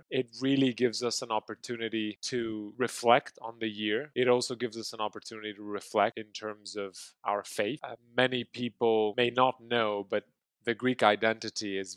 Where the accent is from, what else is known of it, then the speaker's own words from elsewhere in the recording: Kinshasa, DR Congo; also born or lived in Maputo, Mozambique; now in Greece; I was brought up in Kinshasa